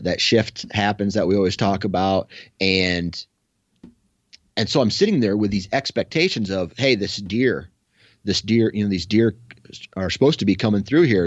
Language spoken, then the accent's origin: English; Iowa, United States; I come from Iowa, right? So, I just see cornfields